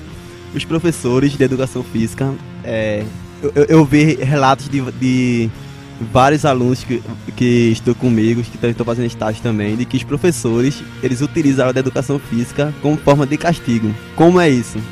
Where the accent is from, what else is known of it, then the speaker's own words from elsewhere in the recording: Northeast Region, Brazil; nós que somos aqui do Nordeste